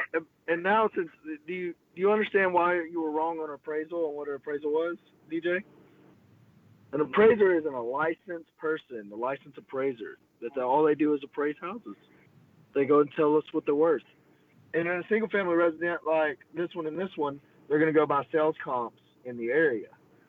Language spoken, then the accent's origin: English; Groesbeck, Texas, United States; We're from Grosbeck. We're strong.